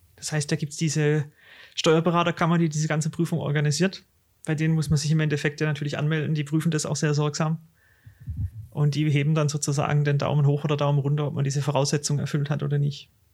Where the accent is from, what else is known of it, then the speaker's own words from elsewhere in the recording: Swabia, Baden-Württemberg, Germany; accent: Swabian; Bin auch 33, auch aus dem Schwabenland. Wie man meinem Dialekt entnimmt, auch gebürtig aus dem Schwabenland.